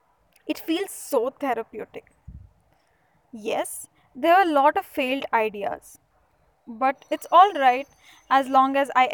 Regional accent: Mysuru, Karnataka, India; I'm from Mysuru, the heritage city.

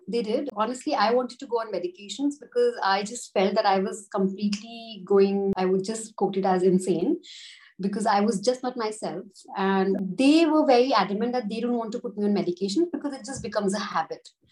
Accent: Jaipur, Rajasthan, India; moved away as an adult; now in Gujarat, India; I'm originally based from Jaipur, but I'm married in Gujarat.

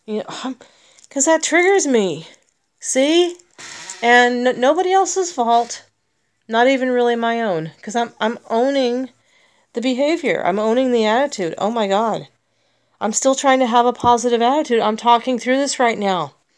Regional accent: United States; I'm an American

